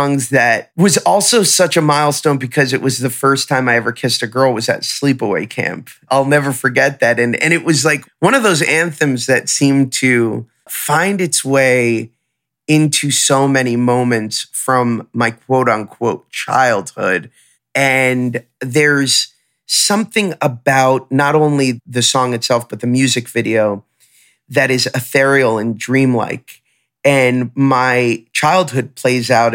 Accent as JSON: {"language": "English", "region": "South Florida", "country": "United States", "tie": "born or raised there", "said": "I grew up in South Florida"}